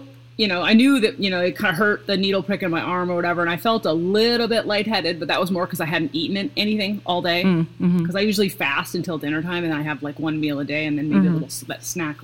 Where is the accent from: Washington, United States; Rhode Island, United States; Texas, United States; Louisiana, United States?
Washington, United States; Seattle; also born or lived in Pacific Northwest; now in Midwest, United States; I'm from Seattle, so like my whole family drinks coffee